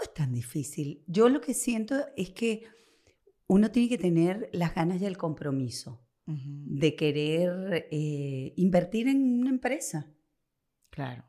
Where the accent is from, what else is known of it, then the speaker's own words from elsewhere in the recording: Venezuela; now in Argentina; mi país, a Venezuela